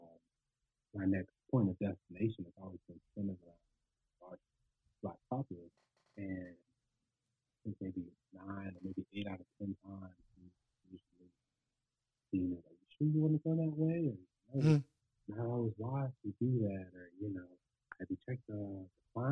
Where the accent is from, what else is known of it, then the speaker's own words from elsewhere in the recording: the South, United States; growing up in the South